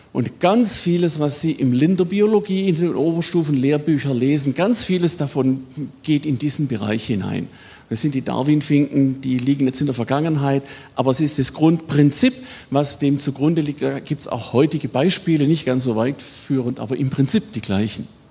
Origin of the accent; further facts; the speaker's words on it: Swabia, Baden-Württemberg, Germany; accent: Swabian; im allgemeinen schwäbischen Pietismus, das hört man ja, ne, wo ich herkomme